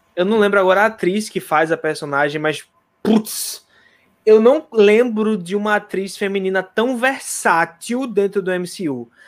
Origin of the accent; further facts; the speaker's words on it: Recife, Pernambuco, Brazil; eu sou de Recife.